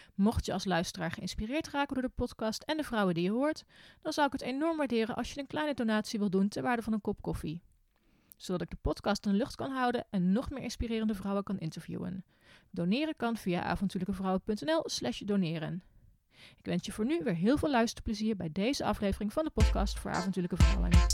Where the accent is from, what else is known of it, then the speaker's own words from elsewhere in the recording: Arnhem, Gelderland, Netherlands; Ik kom natuurlijk uit Arnhem